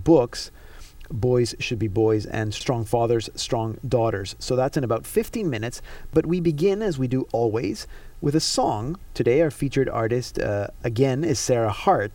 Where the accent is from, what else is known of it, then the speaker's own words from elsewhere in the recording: Panama; I grew up in Panama, so going to the beach is part of day-to-day